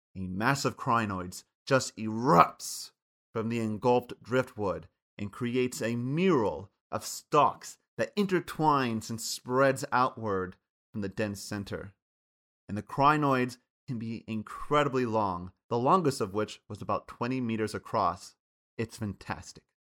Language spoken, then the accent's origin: English; Kansas, United States; Where I grew up from in Kansas